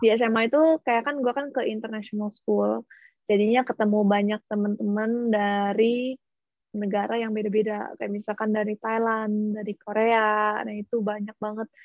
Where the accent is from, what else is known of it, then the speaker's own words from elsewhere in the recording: Bandar Lampung, Lampung, Indonesia; moved away as an adult; now in Shanghai, China; asalnya dari Bandar Lampung